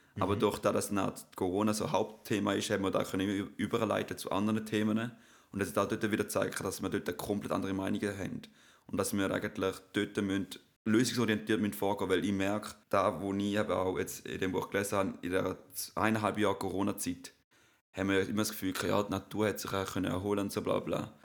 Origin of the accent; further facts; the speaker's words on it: Switzerland; Auch als Schweizer